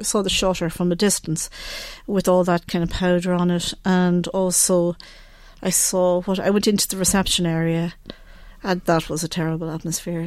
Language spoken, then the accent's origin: English; Ireland; I'm from Ireland, I'm a mother